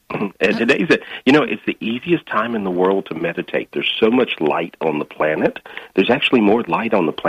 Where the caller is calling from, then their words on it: Minneapolis, Minnesota, United States; Today I'm in Minneapolis, Minnesota.